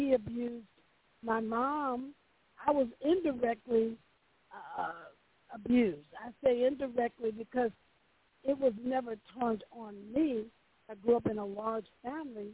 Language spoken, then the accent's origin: English; Milwaukee, Wisconsin, United States; also born or lived in Mississippi; now in Dallas, United States; I was actually born in Mississippi, but I grew up in Milwaukee, Wisconsin.